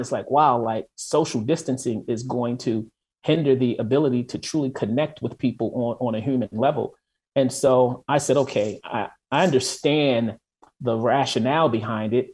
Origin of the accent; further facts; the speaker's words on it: Baltimore, Maryland, United States; moved away as an adult; also born or lived in Atlanta / Washington, D.C. / New York / Los Angeles; now in Minneapolis, United States; originally I am from Baltimore. I grew up in Baltimore